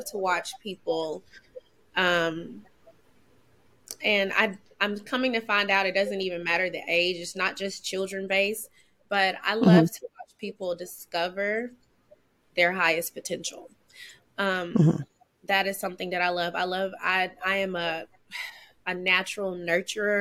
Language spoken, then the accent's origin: English; Daingerfield, Texas, United States; also born or lived in Kaysen, Texas; Born and raised in Kaysen, Texas. But I grew up in Dangerfield